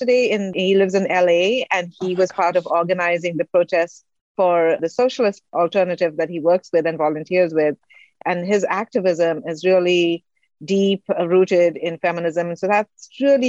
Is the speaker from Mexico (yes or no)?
no; India; moved away as an adult; also born or lived in Singapore; now in United States; I'm from India.